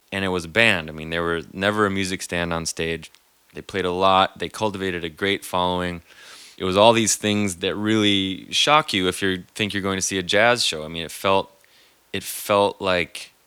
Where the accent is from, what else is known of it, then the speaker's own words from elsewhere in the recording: Minneapolis, Minnesota, United States; I grew up in the Twin Cities, as did Dave.